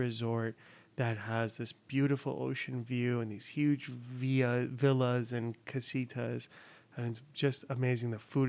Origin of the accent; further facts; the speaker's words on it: South Bay and Orange County, California, United States; moved away as an adult; now in Los Angeles, United States; Because I grew up in the South Bay and Orange County.